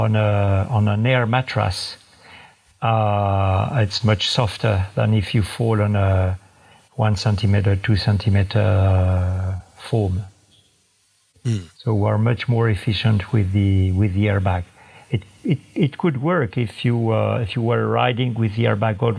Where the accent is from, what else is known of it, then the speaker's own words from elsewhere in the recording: France; from France.